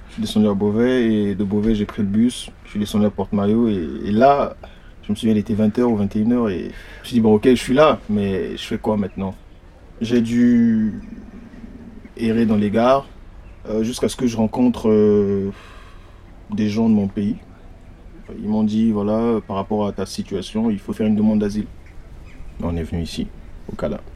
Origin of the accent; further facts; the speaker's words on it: Brazzaville, Republic of the Congo; moved away as an adult; also born or lived in Paris, France; now in Lyon, France; Je suis congolais de Brazza, je suis venu à Paris sans connaître personne.